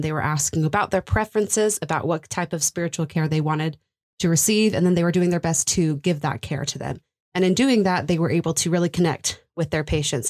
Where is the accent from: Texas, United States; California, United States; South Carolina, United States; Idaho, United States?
Texas, United States; moved away as an adult; I'm from Texas